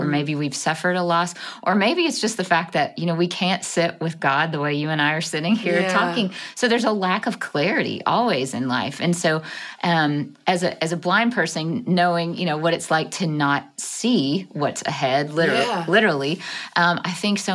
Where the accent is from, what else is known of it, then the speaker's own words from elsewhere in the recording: Jackson, Mississippi, United States; I was born and raised in the South in Jackson, Mississippi